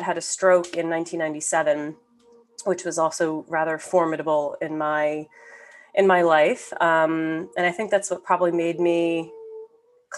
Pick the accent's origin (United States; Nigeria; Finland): United States; suburban Northeast New Jersey; I grew up in suburban Northeast New Jersey, so about 40 minutes outside of Manhattan